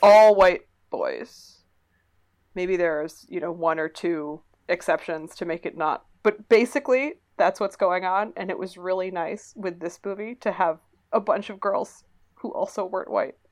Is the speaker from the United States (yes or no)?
yes; Massachusetts, United States; I am from Massachusetts